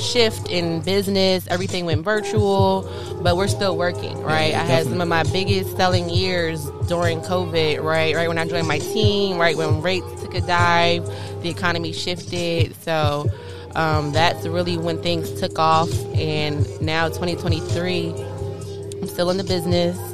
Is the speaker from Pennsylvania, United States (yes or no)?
yes; Cheltenham, Pennsylvania, United States; moved away as an adult; now in Washington, D.C., United States; I'm from the suburbs of Philadelphia, I will say. I'm a suburbs girl, Sheltenham.